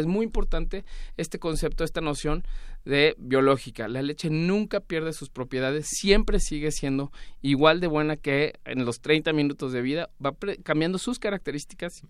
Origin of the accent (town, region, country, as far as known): Mexico